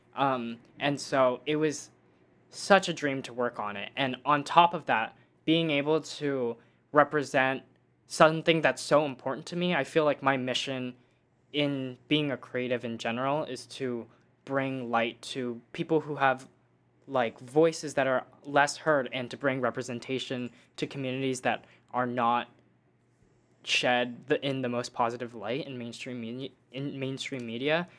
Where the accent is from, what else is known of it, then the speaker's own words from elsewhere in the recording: Dallas, Texas, United States; now in Los Angeles, United States; I grew up in Dallas, Texas